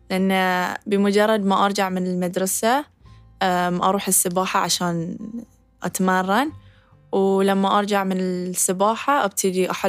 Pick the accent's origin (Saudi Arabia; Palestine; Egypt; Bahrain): Bahrain; أكون إن هاي شرف لي أكون حاملة علم ديرتي البحرين في أكبر محفل رياضي على الإطلاق